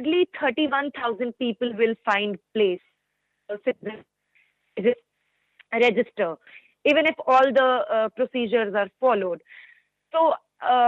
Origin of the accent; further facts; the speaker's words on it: India; I'm from India